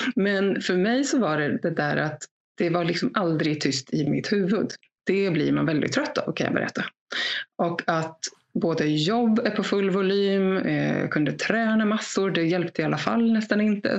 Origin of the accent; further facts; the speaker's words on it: Gotland, Sweden; Jag är född och uppvuxen här på Gotland där jag sitter